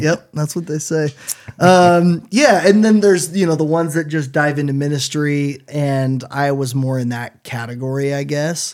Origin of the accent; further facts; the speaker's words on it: Washington, United States; moved away as an adult; now in Chattanooga, United States; I grew up in Washington State and my dad was a pastor